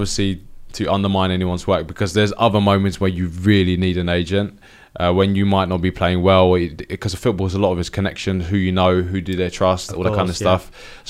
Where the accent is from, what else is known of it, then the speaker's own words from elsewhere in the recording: Nigeria; they just knew me as like being in Italy as a Nigerian defender.